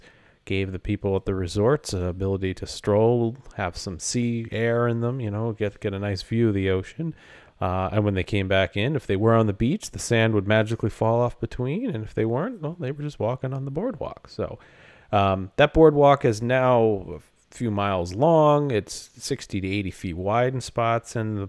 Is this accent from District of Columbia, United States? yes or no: no; Point Pleasant, New Jersey, United States; I grew up in Point Pleasant.